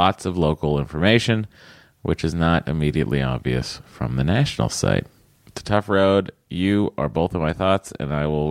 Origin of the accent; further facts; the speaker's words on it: Stoneham, Massachusetts, United States; That's where I was born. I was born in Stoneham.